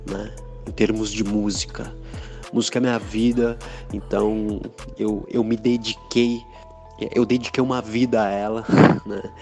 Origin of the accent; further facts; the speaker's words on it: Americana, São Paulo, Brazil; Eu sou da cidade de Americana, no interior de São Paulo, uma cidade muito legal, super desenvolvida em termos econômicos, tão pertinho aqui de São Paulo.